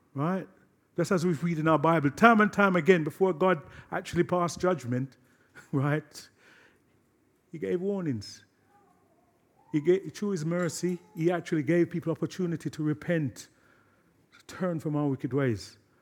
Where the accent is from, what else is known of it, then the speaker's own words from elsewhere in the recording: London, United Kingdom; my hometown, Brixton